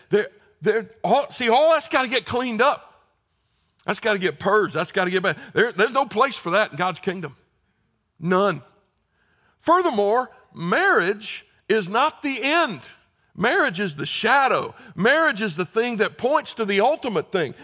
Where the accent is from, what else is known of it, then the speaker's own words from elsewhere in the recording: South Carolina, United States; I'm from South Carolina